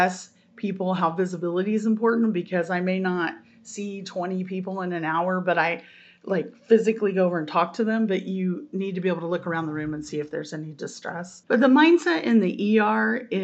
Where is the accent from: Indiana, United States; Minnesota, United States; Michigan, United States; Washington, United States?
Indiana, United States; Terre Haute; I'm from Terre Haute